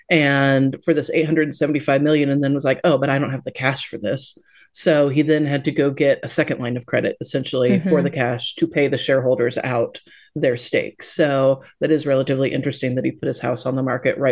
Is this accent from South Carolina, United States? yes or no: no; Tampa, Florida, United States; moved away; I was born in Tampa Bay and lived there for many years and still have a lot of family there.